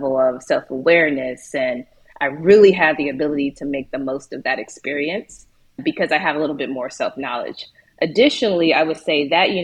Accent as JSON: {"language": "English", "town": "Chicago", "region": "Illinois", "country": "United States", "tie": "born or raised there", "also_born_or_lived": "Portugal", "moved": "yes", "said": "I grew up in the South Side of Chicago."}